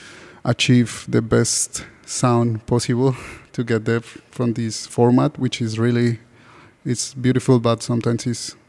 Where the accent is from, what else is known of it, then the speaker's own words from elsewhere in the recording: Bogotá, Colombia; now in Sydney, Australia; I'm from Bogota